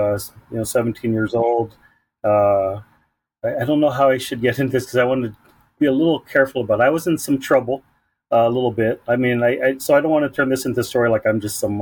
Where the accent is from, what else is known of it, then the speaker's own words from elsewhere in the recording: San Diego, California, United States; I was born and raised in National City, Chula Vista and Bonita parts of San Diego, born and raised